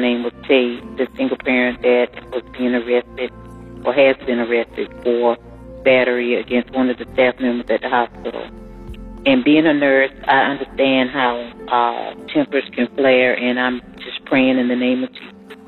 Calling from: Marietta, United States; I'm calling from Marietta

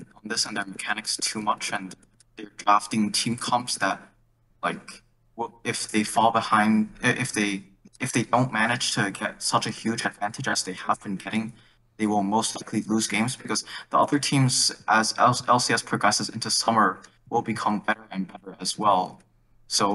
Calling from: New Jersey, United States; I'm calling from New Jersey

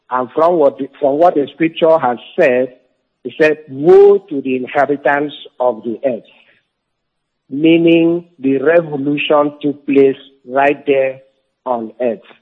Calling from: Togo; I am calling from Togo.

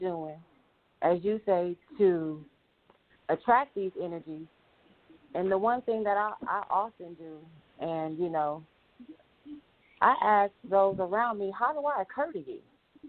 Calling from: Inglewood, California, United States; I'm calling from Inglewood, California.

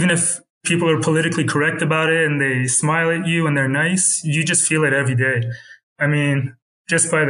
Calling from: Tehran, Tehran Province, Iran; Uh, I'm calling from Tehran, Iran.

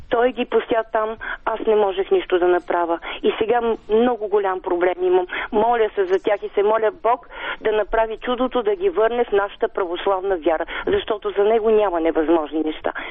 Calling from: Sofia, Sofia City, Bulgaria; от София и ви слушам редовно с удоволствие.

